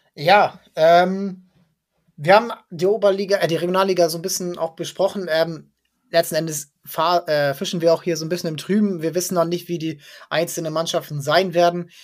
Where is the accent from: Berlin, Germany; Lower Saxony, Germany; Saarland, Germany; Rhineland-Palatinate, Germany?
Lower Saxony, Germany; area around Drochtersen/Assel; ich komme da aus der Gegend